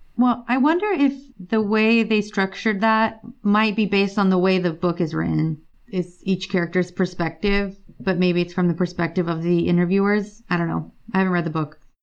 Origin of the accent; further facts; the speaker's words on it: California, United States; I'm from California